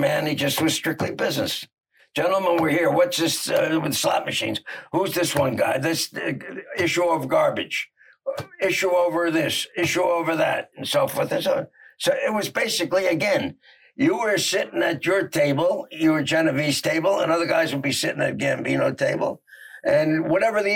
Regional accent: Newark, New Jersey, United States; I'm from Newark

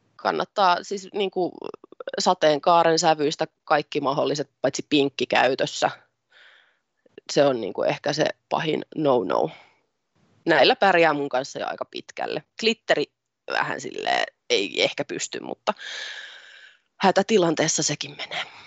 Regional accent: Tampere, Pirkanmaa, Finland; also born or lived in Ilmajoki; minä olen syntynyt Tampereella ja siellä suurimman osan iästäni asunut ja elämästäni asunut

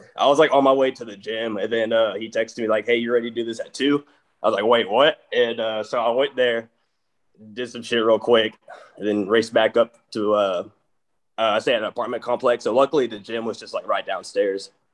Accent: Mineola, Texas, United States; accent: East Texas drawl; I fucking grew up in Mineola, Texas, and like East Texas area

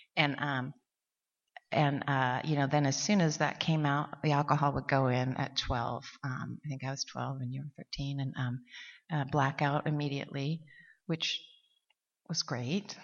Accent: Montana, United States; now in Seattle, United States; we're from Montana.

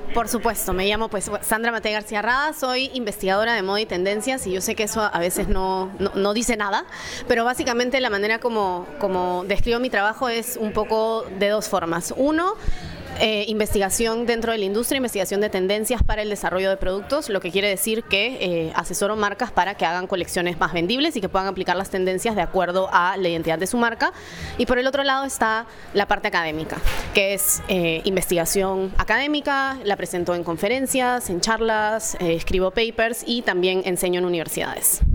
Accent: Lima, Peru; moved away as an adult; also born or lived in New York, United States / Paris, France; now in France; estudié primero en Lima, en Perú, de donde soy

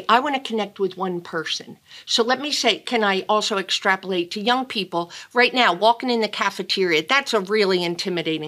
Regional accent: Philadelphia, Pennsylvania, United States; accent: Philly; now in Virginia, United States; a Philly accent like I do. I'm from Philly

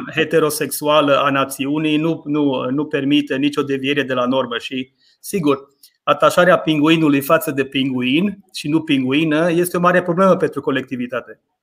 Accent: Maramureș County, Romania; accent: Maramureș dialect; moved away as an adult; now in England, United Kingdom; m-am născut în Maramureș, uh, este, este surprinzător într-un fel că am petrecut mai mulți ani în Anglia decât am petrecut în Maramureș. În Maramureș am locuit 18 ani, în Anglia locuiesc de 21 de ani.

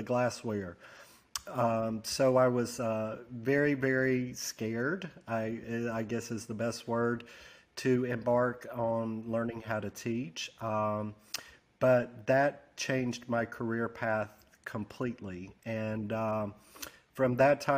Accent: Gadsden, Alabama, United States; also born or lived in Birmingham, Alabama; Gadsden, Alabama is where I was raised.

